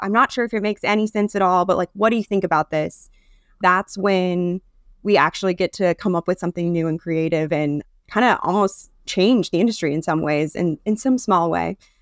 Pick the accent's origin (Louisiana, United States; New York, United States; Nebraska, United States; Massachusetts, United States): Nebraska, United States; I'm from Nebraska